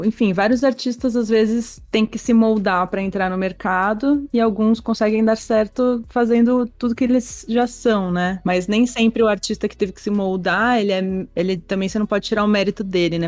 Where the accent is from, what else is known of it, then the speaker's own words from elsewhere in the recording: Brazil; onde a gente anda como brasileiro